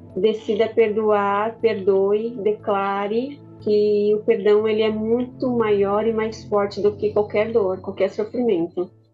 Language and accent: Portuguese; coast of São Paulo, Brazil; Eu sou do litoral de São Paulo